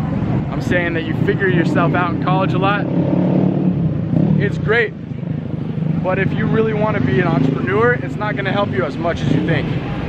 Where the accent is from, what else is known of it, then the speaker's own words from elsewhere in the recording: Colorado, United States; also born or lived in Atlanta; I'm from Colorado, started, you know, I lived there, I started from Atlanta, moved to Colorado after a while.